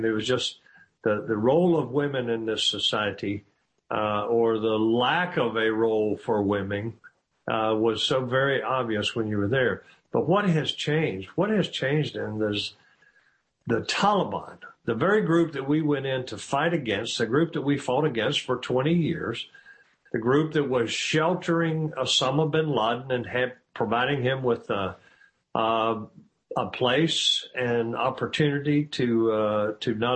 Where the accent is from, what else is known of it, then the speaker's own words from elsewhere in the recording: United States; as an American